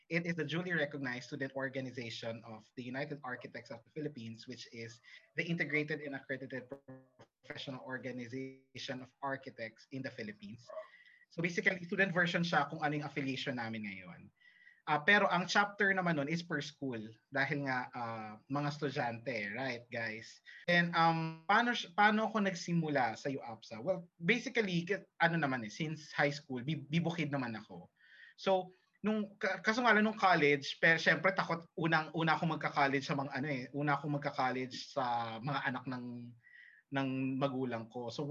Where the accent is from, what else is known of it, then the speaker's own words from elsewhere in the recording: Jeddah, Makkah Province, Saudi Arabia; Na-experience ko na kasi yun kasi nga lumaki ako sa Jeddah.